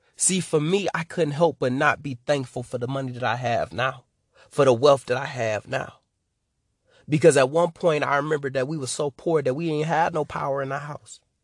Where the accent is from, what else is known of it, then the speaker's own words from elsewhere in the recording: Detroit, Michigan, United States; I'm from Detroit, Michigan.